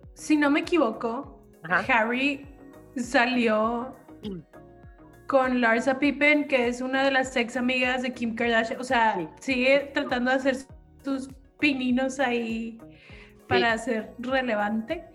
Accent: Mexico; Como mexicano

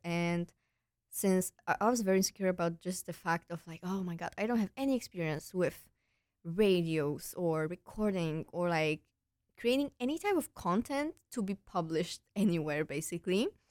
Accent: Poland; moved away as an adult; also born or lived in Netherlands; now in Breda, Netherlands; I'm originally from Poland, but I came here for my studies two years ago

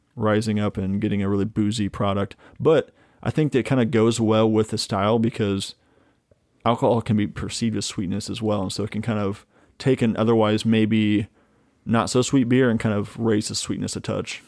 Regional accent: Midwest, United States; growing up in the Midwest

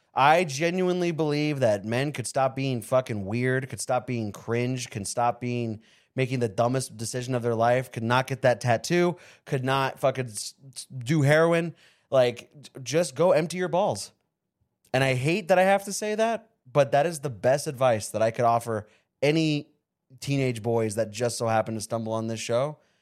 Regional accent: Avondale, Arizona, United States; also born or lived in California; From the fifth grade to the eighth grade, I grew up in Avondale, Arizona

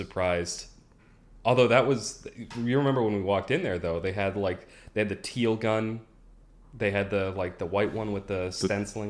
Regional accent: Massachusetts, United States; It's because of the way the laws are set up in my home state of Massachusetts.

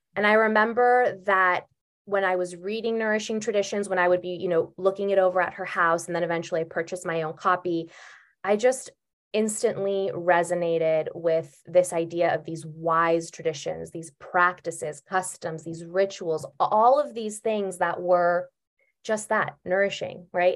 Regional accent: Bay Area, California, United States; I grew up in the Bay Area

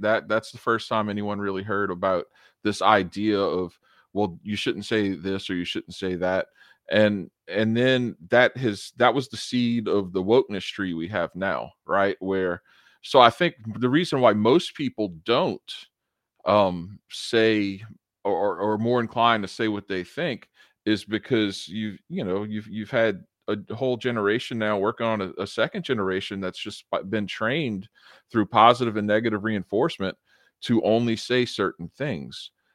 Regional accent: United States; as an American

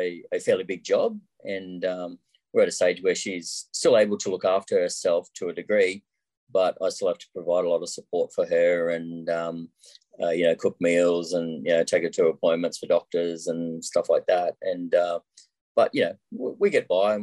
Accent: Sydney, New South Wales, Australia; also born or lived in Wollongong, Australia; now in Brisbane, Australia; I was born in Sydney

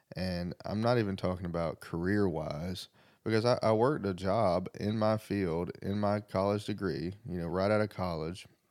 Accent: the South, United States; also born or lived in Greenwood, South Carolina; I'm from the South

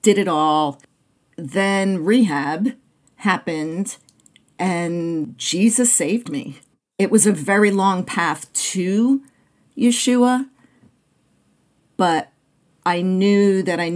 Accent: Clifton, New Jersey, United States; now in Phoenix, United States; I grew up in Clifton, New Jersey, about 20 minutes outside of Manhattan

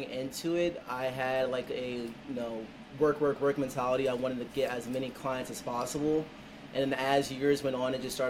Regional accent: Bowie, Maryland, United States; I'm originally from the Bowie, Maryland area

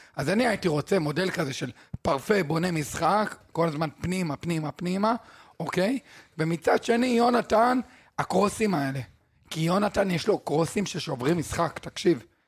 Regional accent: Israel; אנחנו ישראלים

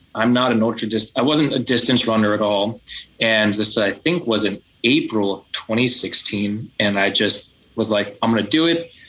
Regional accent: United States; I'm from the United States.

